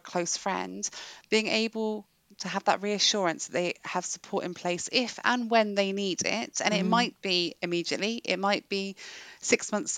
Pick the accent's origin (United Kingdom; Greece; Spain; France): United Kingdom; England; now in Wales; I'm English and I spend most of my time apologising for being so now that I live in Wales